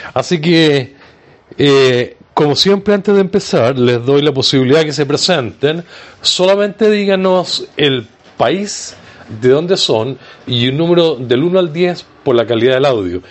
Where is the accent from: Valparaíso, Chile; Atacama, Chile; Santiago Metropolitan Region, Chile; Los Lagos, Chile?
Valparaíso, Chile; Viña del Mar; mi ciudad natal, desde Viña del Mar, Chile.